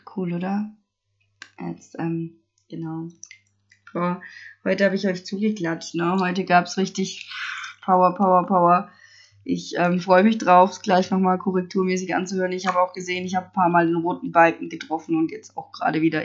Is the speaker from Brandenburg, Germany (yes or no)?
no; Stuttgart area, Baden-Württemberg, Germany; ich komme aus dem Stuttgarter Raum und ich glaube, man hört es auch